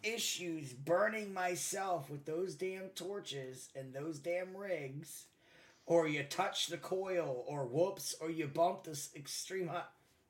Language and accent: English; Baltimore, Maryland, United States; where I'm from Baltimore, Maryland.